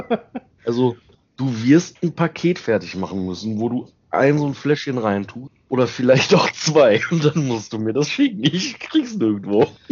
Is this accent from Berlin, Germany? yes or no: no; Ruhr area / Lower Rhine, North Rhine-Westphalia, Germany; bei uns im Ruhrgebiet und am Niederrhein